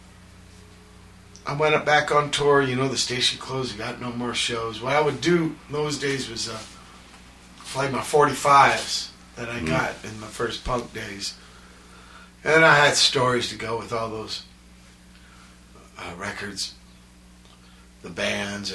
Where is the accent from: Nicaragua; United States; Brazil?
United States; San Pedro, California; I was from Pedro